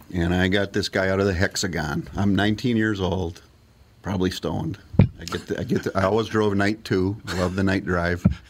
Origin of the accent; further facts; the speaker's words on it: Bloomington, Minnesota, United States; I grew up in Bloomington, mm-hmm. Minneapolis